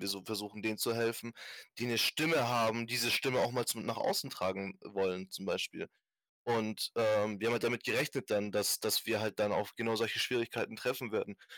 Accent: Germany; Ich bin hier geboren, ich bin hier aufgewachsen

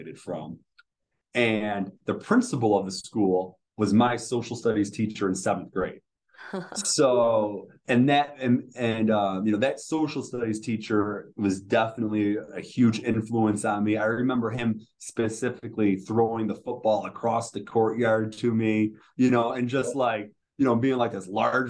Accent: New York, United States; born or raised there; moved away as an adult; now in Charlotte, United States

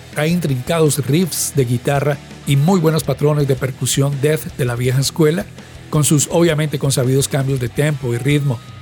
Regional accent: Cali, Valle del Cauca, Colombia; en nuestra ciudad, en Santiago de Cali, Colombia

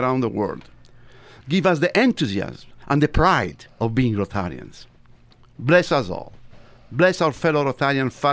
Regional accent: Egypt; accent: Tuscan; also born or lived in Tuscany, Italy; now in United States; I was born in Tuscany. I was raised in Egypt.

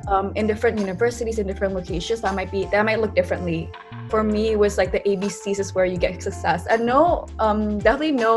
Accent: Jakarta, Indonesia; moved away as an adult; also born or lived in Berkeley, California; I grew up in Jakarta, Indonesia

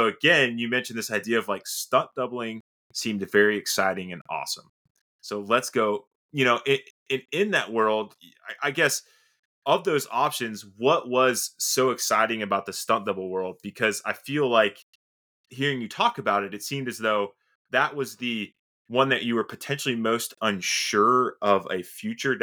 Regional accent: Sarasota, Florida, United States; I was born and raised in Sarasota, Florida

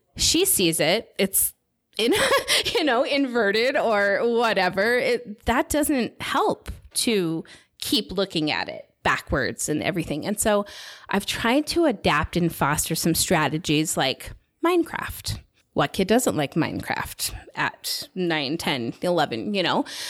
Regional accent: United States; moved away as an adult; now in Salt Lake City, United States; I'm from the Nevada, California border

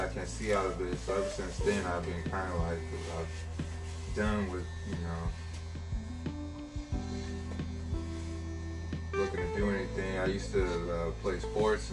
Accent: Sacramento, California, United States; also born or lived in Oakland, California / Elk Grove, California; I was born in Oakland, and I lived out there for about 8 years, and I moved to Mack Road about 1999, and then from there, we moved to Elk Grove in 2003 or 4

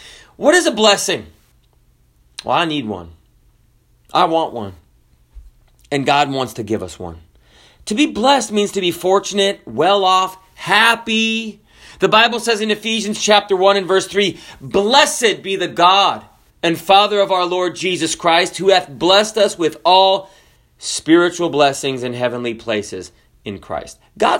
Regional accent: Kenya; born there; also born or lived in Zambia; I grew up in Africa, partially, and we wanted to play. I'm white, okay? I was born in Kenya. I lived in Zambia, which is southern Africa.

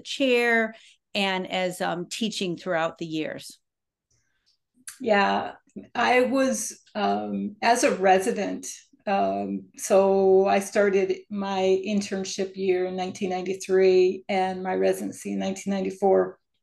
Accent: Upper Peninsula of Michigan, United States; moved away as an adult; also born or lived in Detroit, Michigan; now in East Lansing, United States; I was born in Detroit and raised in the Upper Peninsula of Michigan. So I've pretty much been a Michigander my whole life

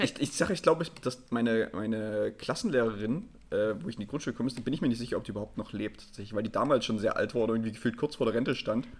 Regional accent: Erzgebirge, Saxony, Germany; ich komme ja auch aus dem Erzgebirge

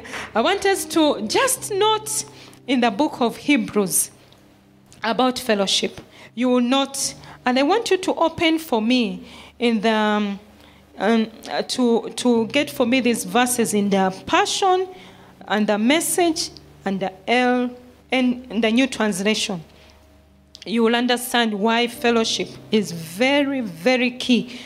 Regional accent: Uganda; now in Kenya; I'm from Uganda, but now I'm a Kenyan.

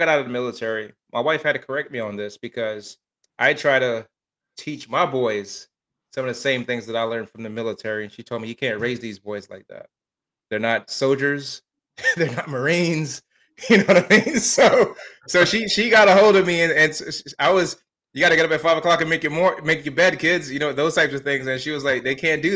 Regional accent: Miami, Florida, United States; I grew up in Miami, Florida.

